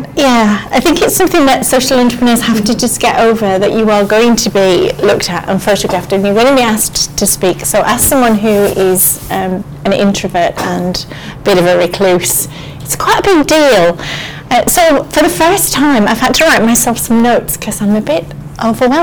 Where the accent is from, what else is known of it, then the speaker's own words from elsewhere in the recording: Morecambe, North West England, United Kingdom; when I was a girl, I was brought up in the Lake District, and there was a marina in our town, in Morecambe